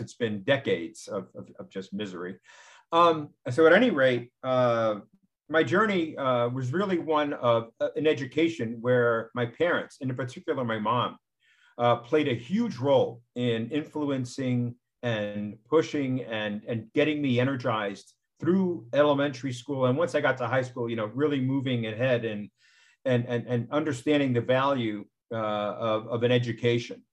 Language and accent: English; New York, United States; I was born in New York